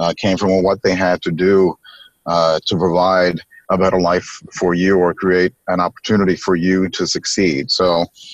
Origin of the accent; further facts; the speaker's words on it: New York City, New York, United States; I grew up in New York City